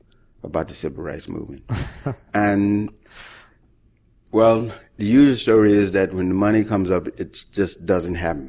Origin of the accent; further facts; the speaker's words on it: Mississippi, United States; moved away; I was born in Mississippi